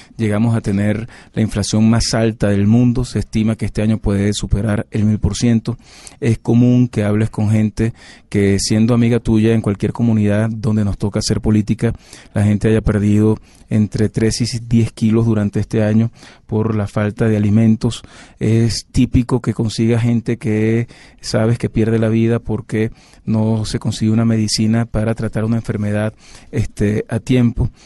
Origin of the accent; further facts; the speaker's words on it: Venezuela; como venezolano